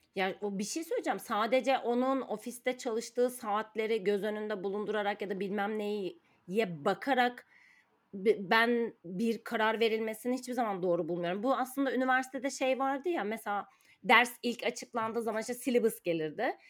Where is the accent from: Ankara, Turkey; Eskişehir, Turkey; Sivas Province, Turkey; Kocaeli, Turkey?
Ankara, Turkey; moved away as an adult; now in Istanbul, Turkey; ben Ankaralıyım.